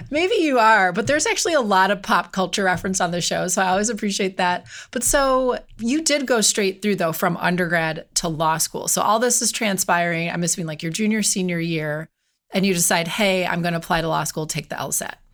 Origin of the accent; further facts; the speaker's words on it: California, United States; I'm from, and I mean, and I'm from California and I'm in the law